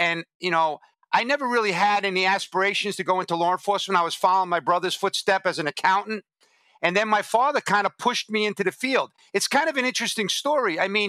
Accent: Alabama, United States; accent: Southern; So I grew up in Alabama. I was born and raised, as you can hear from my accent.

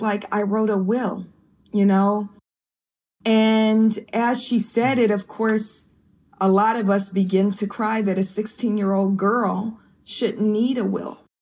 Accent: Oakland, California, United States; I'm from East Oakland, California

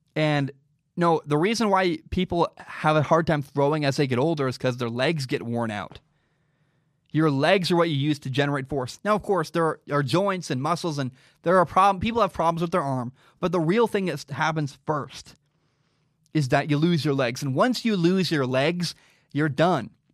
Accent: the Northwest, Pacific Northwest, United States; I grew up in the Northwest.

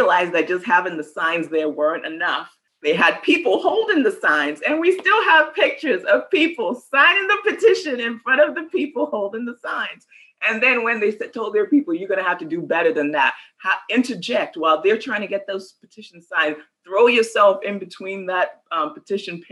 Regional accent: Nigeria; now in San Antonio, United States; I'm from Nigeria

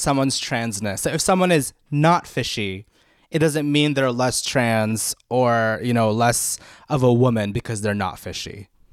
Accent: Philippines; I grew up in the Philippines and my parents put me in, um, public speaking classes since I was four

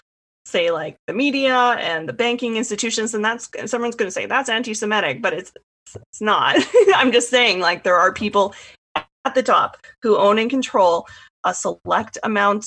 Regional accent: Canada; I'm Canadian

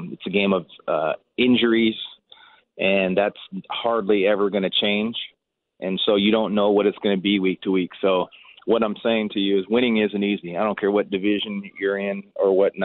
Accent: Seattle, Washington, United States; now in Hamilton, Canada; I'm born and raised in Seattle

